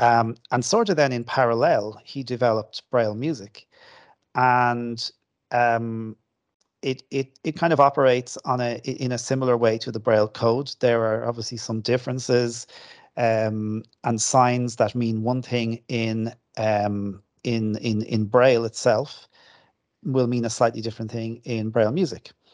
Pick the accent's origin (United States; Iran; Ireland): Ireland; Kildare, Leinster; also born or lived in Dublin; My parents live in Kildare, and I, I grew up in Kildare.